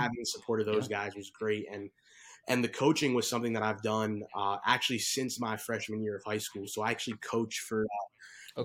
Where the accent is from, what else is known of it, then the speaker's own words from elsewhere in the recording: Bergen County, New Jersey, United States; grew up in Jersey. I'm from Bergen County